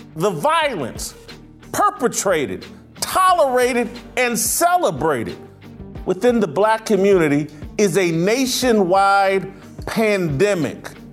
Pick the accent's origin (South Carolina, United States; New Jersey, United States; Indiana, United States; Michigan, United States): Indiana, United States; Indianapolis; I grew up in Indianapolis, Indiana